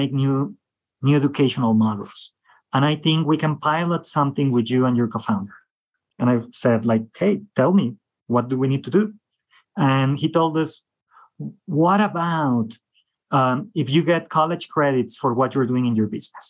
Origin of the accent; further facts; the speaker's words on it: Mexico; I'm from Mexico